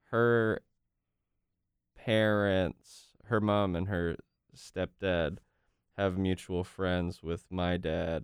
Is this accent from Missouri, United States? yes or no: no; Wilmington, North Carolina, United States; we both grew up in Wilmington